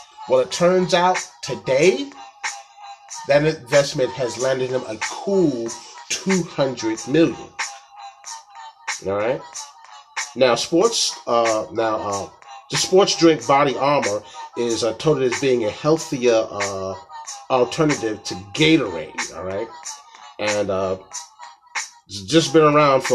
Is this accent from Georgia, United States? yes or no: yes; Atlanta, Georgia, United States; my hometown, Atlanta